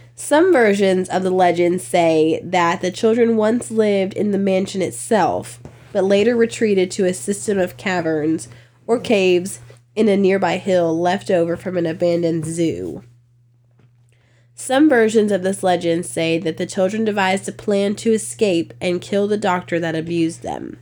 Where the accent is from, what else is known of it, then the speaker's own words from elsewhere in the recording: Virginia, United States; I'm from Virginia